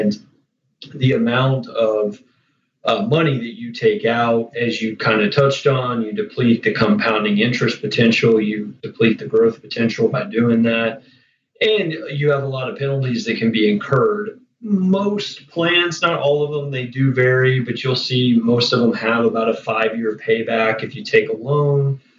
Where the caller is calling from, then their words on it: Orlando, Florida, United States; Yeah, I'm here at home in Orlando. So I'm just sitting at home in Orlando in the office